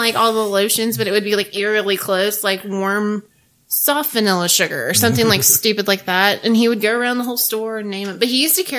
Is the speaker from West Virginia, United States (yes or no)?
yes; Fayetteville, West Virginia, United States; I grew up in Fayetteville.